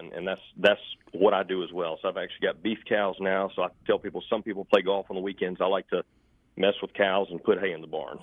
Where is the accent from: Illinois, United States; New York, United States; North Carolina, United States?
North Carolina, United States; Charlotte; I grew up in Steel Creek